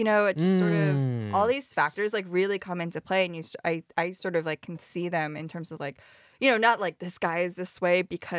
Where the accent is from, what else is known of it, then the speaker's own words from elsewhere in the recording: Midwest, United States; I dated white guys because I grew up in the Midwest.